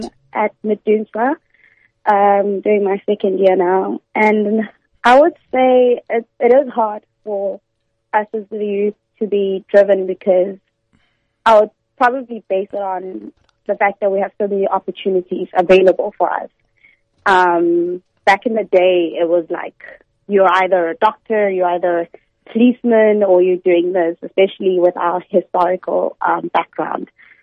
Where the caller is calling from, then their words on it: Port Elizabeth, Eastern Cape, South Africa; Going from Port Elizabeth.